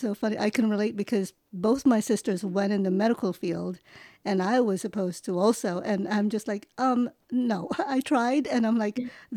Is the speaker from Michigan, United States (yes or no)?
no; New York, United States; first language English; also born or lived in Manila, Philippines; I was born in manila actually but i grew up pretty much in New York